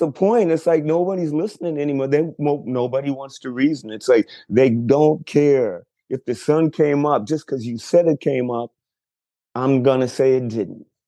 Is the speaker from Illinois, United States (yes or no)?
yes; Chicago, Illinois, United States; moved away as an adult; also born or lived in Texas; now in Los Angeles, United States; I grew up in Chicago, then moved to Texas when I was almost 40